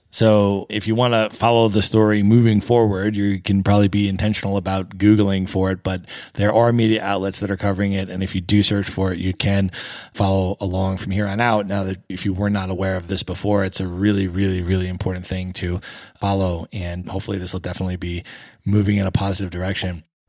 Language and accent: English; United States; as an American